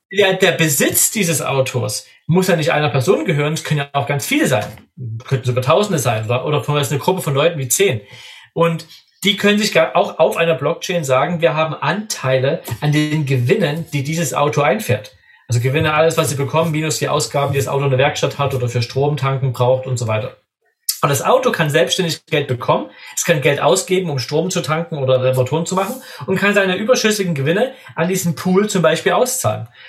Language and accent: German; Germany; als Deutscher